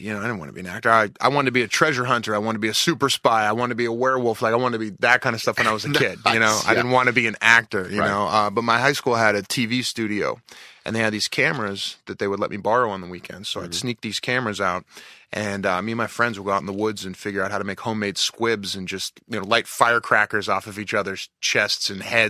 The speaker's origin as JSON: {"language": "English", "town": "Pittsburgh", "region": "Pennsylvania", "country": "United States", "tie": "born or raised there", "said": "Well, growing up, you know, I was born in 76, so I missed. I really wasn't conscious for the dynasty in the 70s."}